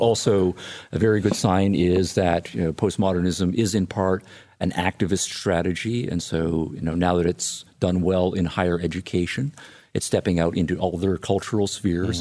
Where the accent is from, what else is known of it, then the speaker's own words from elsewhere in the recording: Illinois, United States; my home state of Illinois